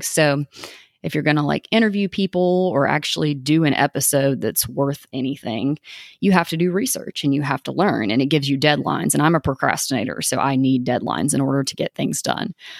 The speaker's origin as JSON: {"language": "English", "region": "East Tennessee", "country": "United States", "tie": "born or raised there", "also_born_or_lived": "Maryville, Tennessee", "said": "I was born in East Tennessee, um, and I lived in a traditional household."}